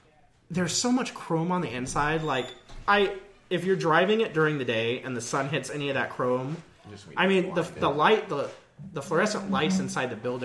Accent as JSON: {"language": "English", "country": "United States", "said": "I'm American"}